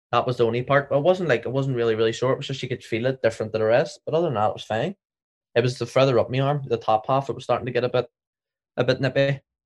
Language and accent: English; Northern Ireland, United Kingdom; we're from Northern Ireland